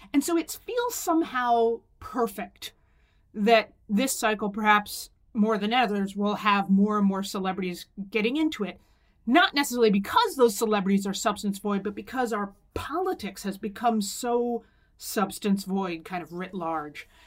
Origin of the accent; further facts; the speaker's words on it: Pennsylvania, United States; my home state of Pennsylvania